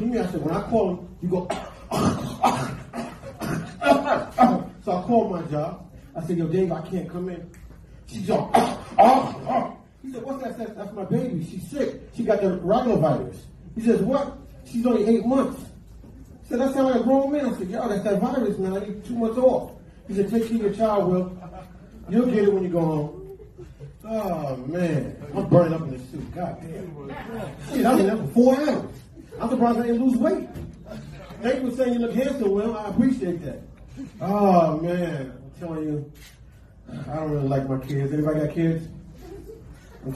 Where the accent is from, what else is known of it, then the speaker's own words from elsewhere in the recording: New York, United States; We're from New York